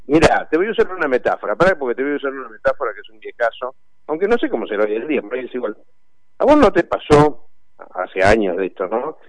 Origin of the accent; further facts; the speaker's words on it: Argentina; como cualquier argentino